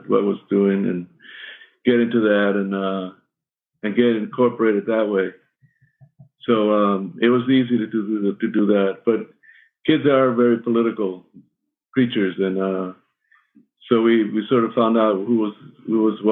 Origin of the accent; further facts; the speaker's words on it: Cuba; moved away; in my youth and my growing up in Cuba